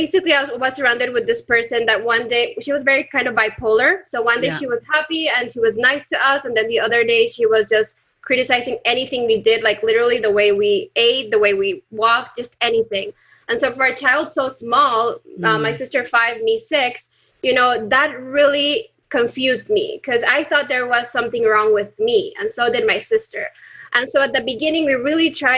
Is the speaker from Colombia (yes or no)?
yes; Colombia; now in Panama; Now in Panama, but I'm originally from Colombia.